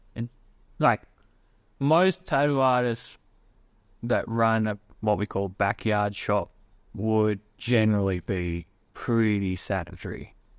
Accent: Australia; what I grew up with in Australia.

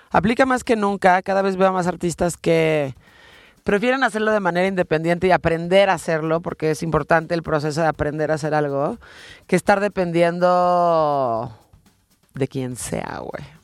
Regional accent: Venezuela; now in Mexico City, Mexico; Soy de Venezuela.

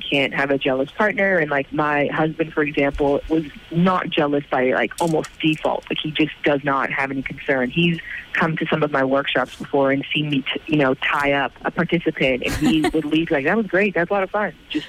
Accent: Ireland; in Ireland, because that would be obviously very important to me that's there, given that it's somewhat my hometown.

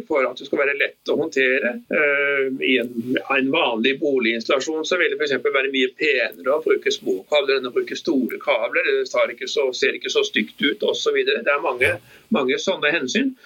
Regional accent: Bergen, Vestland, Norway; jeg er jo bergenser egentlig, så jeg kjenner jo til Grieghallen

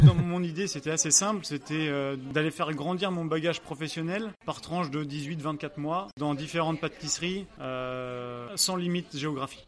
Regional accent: Angers, Pays de la Loire, France; moved away as an adult; now in Oslo, Norway; je suis euh, français, je suis né à Angers, à Angers dans les, euh, les pays de la Loire.

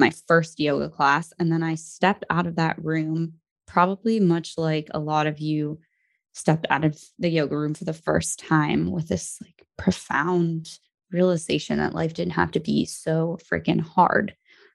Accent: New Jersey, United States; also born or lived in Brooklyn, New York; I'm from New Jersey, but I was born in Brooklyn and my family still lives there and in New Jersey

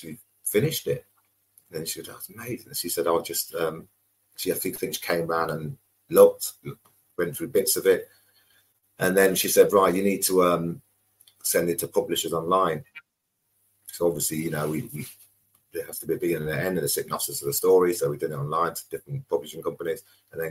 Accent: Coventry, West Midlands, United Kingdom; moved away as an adult; also born or lived in London / Bristol; Starting 9 years old, growing up in Coventry

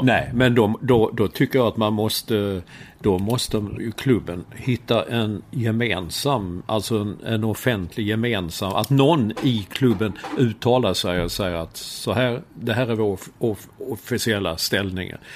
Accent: Sweden; moved away as an adult; also born or lived in Stockholm; now in New York, United States; vi tillhör ju den här gängen som, som eh, är födda och uppvuxna här i Sverige

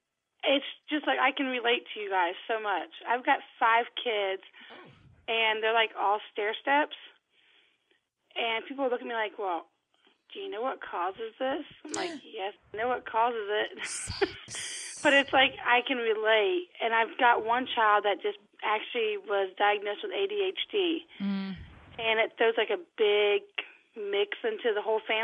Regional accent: Mississippi, United States

